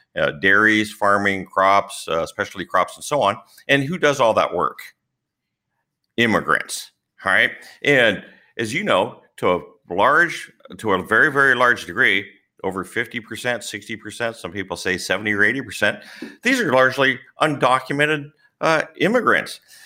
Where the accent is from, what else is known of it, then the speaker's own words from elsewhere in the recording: California, United States; also born or lived in Central Valley, California; I was born in California, but we moved to the Central Valley some twenty years ago